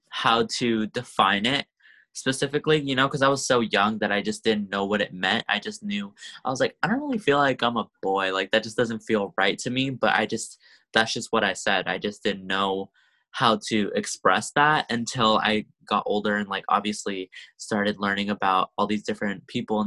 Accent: Sacramento, California, United States; also born or lived in San Francisco Bay Area; I grew up in Sacramento, actually. I'm here now, obviously, because of COVID, but I grew up here

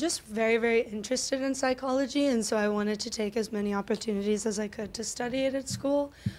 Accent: Boca Raton, Florida, United States; also born or lived in Delray Beach / Northern California; I grew up in Boca Raton. Now I live in Delray Beach.

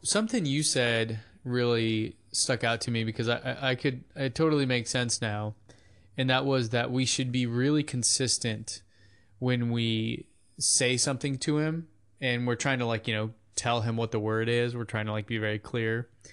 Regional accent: United States; we're Americans speaking Spanish

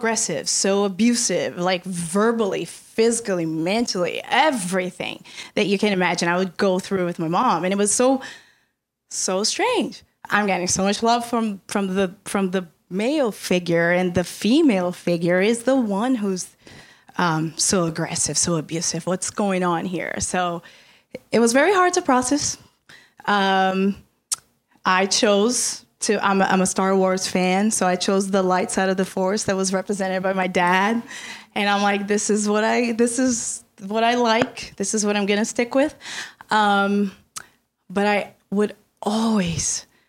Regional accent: Brazil; moved away; I come from Brazil. I was born and raised in Brazil.

